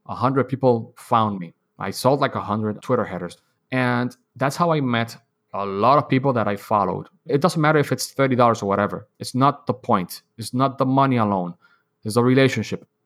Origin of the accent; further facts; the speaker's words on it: Dominican Republic; I was born and raised in Dominican Republic